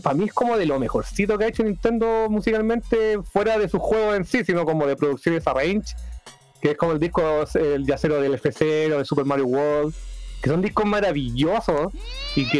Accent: Chile; siendo chileno

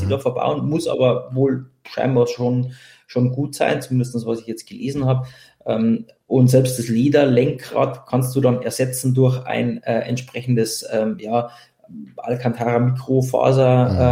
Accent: Bavaria, Germany; bei uns in Bayern

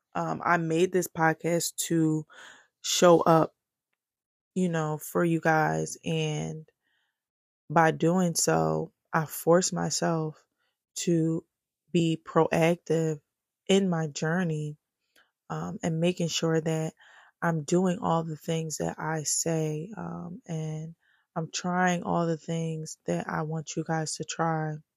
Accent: Philadelphia, Pennsylvania, United States; I am from Philly, born and raised North Philly to be exact

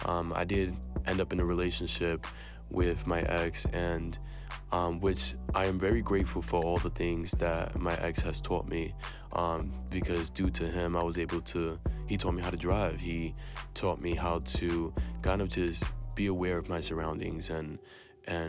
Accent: New York City, New York, United States; I was born and raised in New York City in the Bronx. My parents are from Puerto Rico

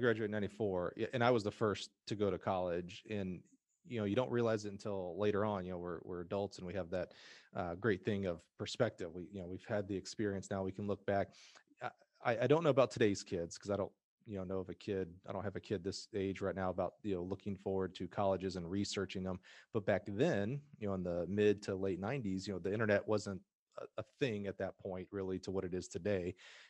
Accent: Alabama, United States; I'm from Alabama.

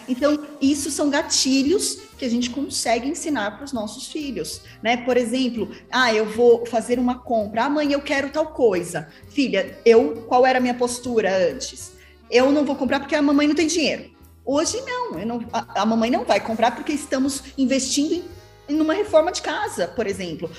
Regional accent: São Paulo, Brazil; Eu sou de São Paulo mesmo. São Paulo. E, São Paulo e tenho os meus negócios aqui, né? Então sempre fui São Paulo

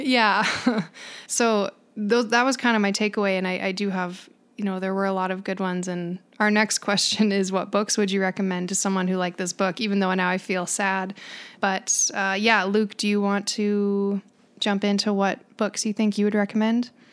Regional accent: Canada; what we do in Canada

